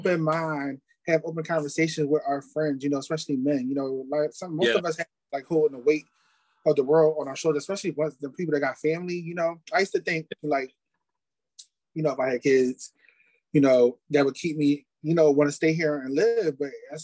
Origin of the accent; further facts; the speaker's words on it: Philadelphia, Pennsylvania, United States; I'm from Philly